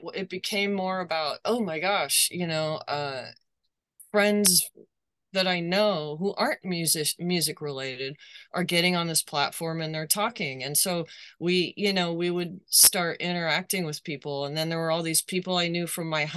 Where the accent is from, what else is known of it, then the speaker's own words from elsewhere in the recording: United States; as an American